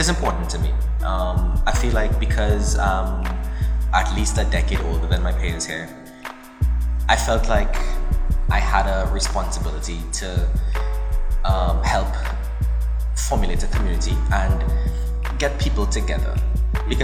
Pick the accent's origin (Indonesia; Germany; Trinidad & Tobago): Trinidad & Tobago; growing up in Trinidad and Tobago